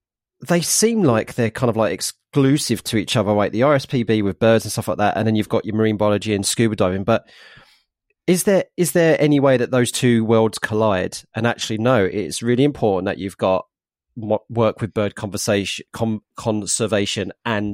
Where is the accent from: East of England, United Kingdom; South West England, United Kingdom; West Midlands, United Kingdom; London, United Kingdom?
East of England, United Kingdom; Harlow; growing up in Harlow, in Arlo, in Essex, you know, I I really loved the fact that it was built as a new town and there were pockets of green spaces around.